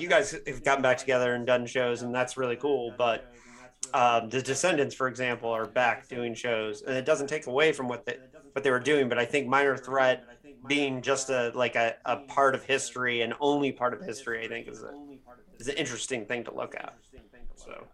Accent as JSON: {"language": "English", "region": "Midwest", "country": "United States", "tie": "born or raised there", "said": "growing up in the Midwest"}